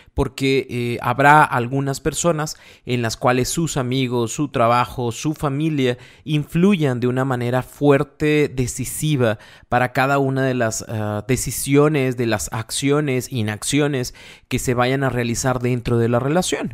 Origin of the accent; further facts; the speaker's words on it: Monterrey, Nuevo León, Mexico; somos de Monterrey